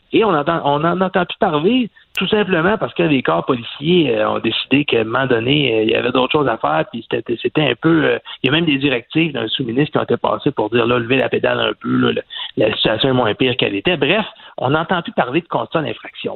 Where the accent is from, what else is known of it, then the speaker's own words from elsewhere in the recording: Quebec, Canada; chez nous au Québec